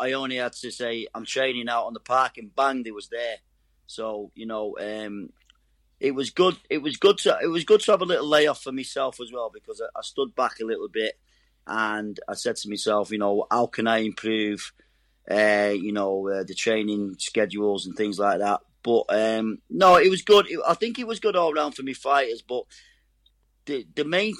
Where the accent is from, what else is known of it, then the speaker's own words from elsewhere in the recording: Manchester, North West England, United Kingdom; I'm a Mancunian